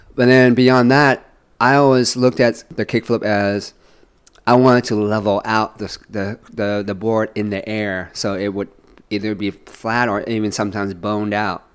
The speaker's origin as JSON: {"language": "English", "town": "San Francisco", "region": "California", "country": "United States", "tie": "born or raised there", "also_born_or_lived": "Vietnam", "said": "SF is it's my I consider it to be my hometown."}